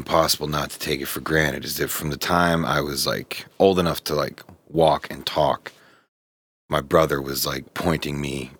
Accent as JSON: {"language": "English", "town": "Pittsburgh", "region": "Pennsylvania", "country": "United States", "tie": "born or raised there", "said": "I say I grew up in Pittsburgh."}